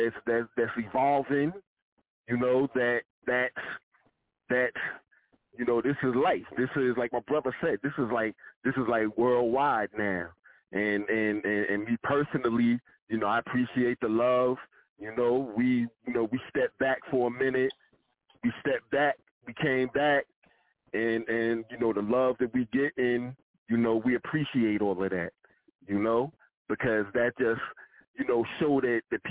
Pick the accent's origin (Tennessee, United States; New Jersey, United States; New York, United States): New York, United States; New York City; We're from Southside Queens